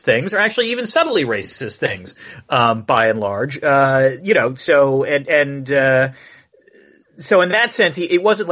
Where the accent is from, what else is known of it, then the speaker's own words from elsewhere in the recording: United States; As an American